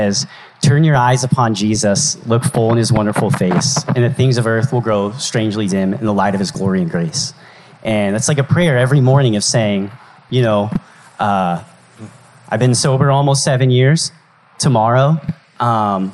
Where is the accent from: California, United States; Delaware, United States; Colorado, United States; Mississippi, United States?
Colorado, United States; moved away as an adult; my hometown in Colorado